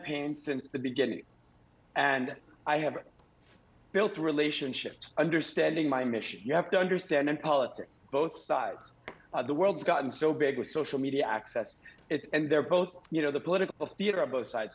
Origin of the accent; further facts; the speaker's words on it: Bay Harbor Islands, Florida, United States; now in Miami Beach, United States; I grew up in this paradise. I love this city. I love all the cities in this district. I grew up in Bay Harbor.